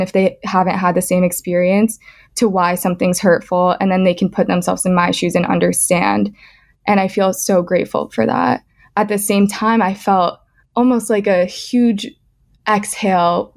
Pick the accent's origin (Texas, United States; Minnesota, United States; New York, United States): New York, United States; Scarsdale; I'm from Scarsdale in Westchester